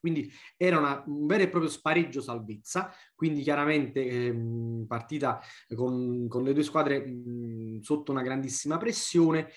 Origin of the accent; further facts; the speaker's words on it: Naples, Campania, Italy; da napoletano